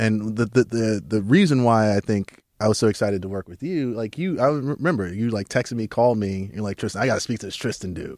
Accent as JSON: {"language": "English", "town": "New York City", "region": "New York", "country": "United States", "tie": "born or raised there", "said": "I was born in Southside Jamaica, Queens"}